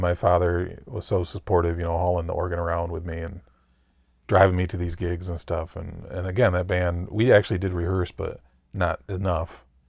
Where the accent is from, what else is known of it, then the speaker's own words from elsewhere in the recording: Mason, Michigan, United States; I'm from Mason, Michigan